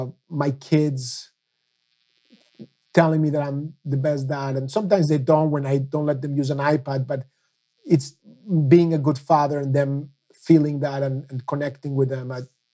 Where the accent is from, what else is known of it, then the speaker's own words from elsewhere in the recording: Mexico; now in United States; I came from Mexico as a son of a Holocaust survivor, passionate about the Middle East.